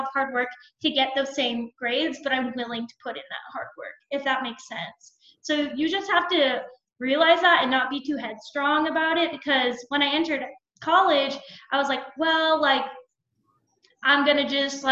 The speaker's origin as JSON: {"language": "English", "region": "Arizona", "country": "United States", "moved": "as an adult", "lives_now": "Ohio, United States", "said": "I had to move to another state because I'm from Arizona, so I had to move to Ohio to do it"}